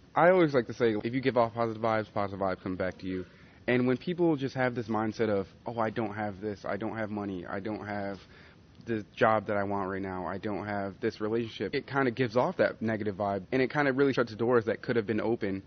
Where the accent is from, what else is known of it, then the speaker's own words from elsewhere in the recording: Colorado, United States; I'm from Colorado